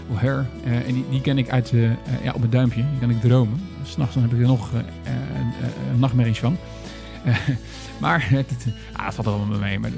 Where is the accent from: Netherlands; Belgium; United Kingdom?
United Kingdom; Northern Ireland; Ik kom uit Noord-Ierland. Nou, de vaste luisteraars weten dat ik wel iets heb met dat land.